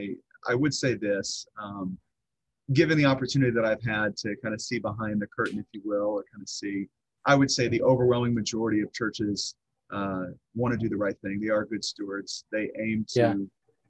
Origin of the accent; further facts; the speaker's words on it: Southwest Missouri, United States; I'm from Southwest Missouri. This is where I stem and grew up.